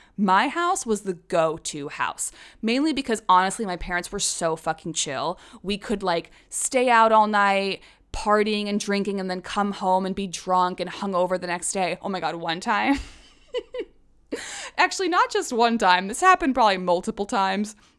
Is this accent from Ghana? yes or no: no; Prague, Czechia; moved away as an adult; also born or lived in London, United Kingdom; now in United States; I consider Prague my hometown.